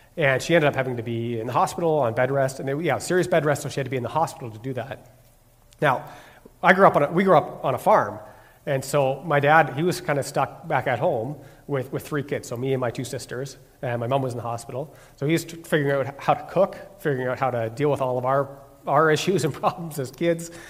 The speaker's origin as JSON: {"language": "English", "region": "Ontario", "country": "Canada", "also_born_or_lived": "Quebec City", "moved": "as an adult", "said": "I'm originally from Ontario, and when I finished school, I moved to Quebec City."}